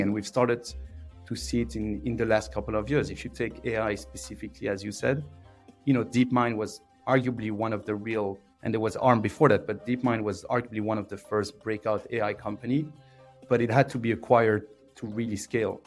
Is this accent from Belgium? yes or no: yes; Belgium; English is a second language; moved away as an adult; now in United Kingdom; I'm from uh, I'm from Belgium. Uh, I grew up uh, south of Brussels